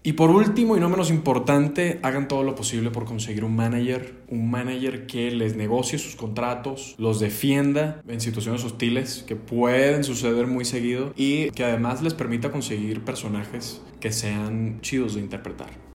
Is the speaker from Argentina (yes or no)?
no; Venezuela; also born or lived in Los Angeles, United States; now in Mexico City, Mexico; como venezolano